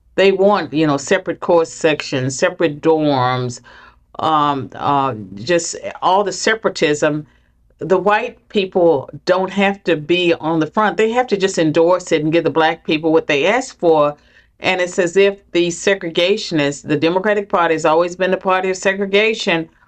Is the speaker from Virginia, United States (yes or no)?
yes; southwestern Virginia, United States; I grew up in poverty in southwestern Virginia